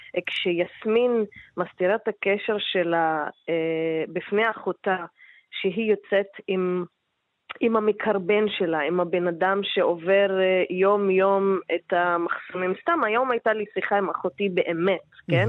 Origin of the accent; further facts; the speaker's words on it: Palestine; בתור להט"בים פלסטינים